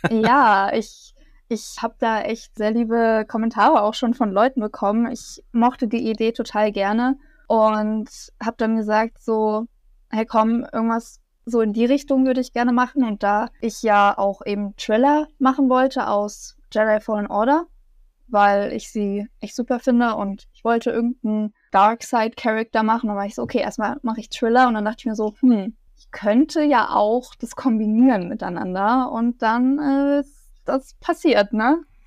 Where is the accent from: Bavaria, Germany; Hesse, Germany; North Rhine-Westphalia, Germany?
Bavaria, Germany; near Munich; Ich komme aus der Nähe von München